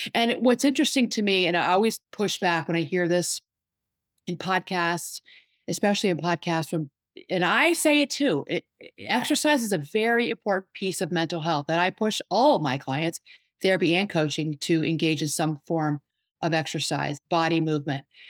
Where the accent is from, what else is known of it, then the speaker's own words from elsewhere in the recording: Washington, District of Columbia, United States; I'm from the Washington, D C area